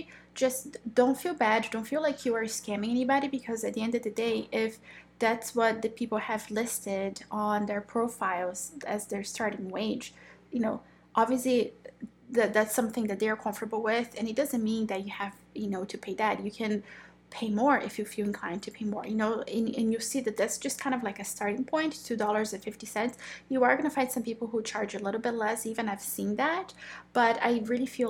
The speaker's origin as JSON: {"language": "English", "country": "Brazil", "moved": "yes", "said": "I am originally from Brazil"}